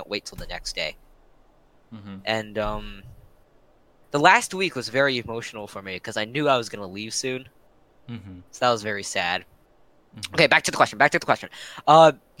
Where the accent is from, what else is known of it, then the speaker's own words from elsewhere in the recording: Washington, District of Columbia, United States; also born or lived in Maryland; I'm from DC, so you know, Maryland pride